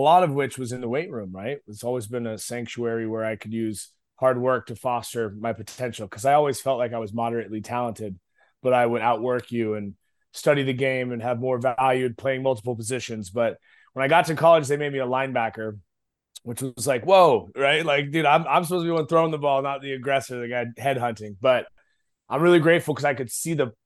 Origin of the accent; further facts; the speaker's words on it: Eugene, Oregon, United States; moved away as an adult; also born or lived in Moscow, Idaho; now in Dallas, United States; a skinny pencil neck kid growing up in Oregon